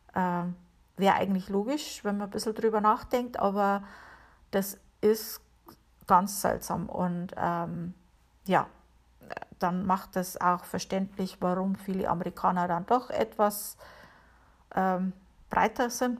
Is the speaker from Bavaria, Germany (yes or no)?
yes; Bavaria, Germany; moved away as an adult; now in Connecticut, United States; Ich komme ja aus Bayern